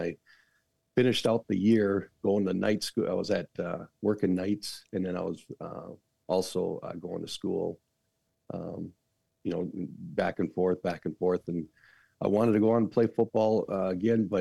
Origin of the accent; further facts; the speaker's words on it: Saint Paul, Minnesota, United States; I'm from the other part of East Side. I'm from the Harding side, Battle Creek area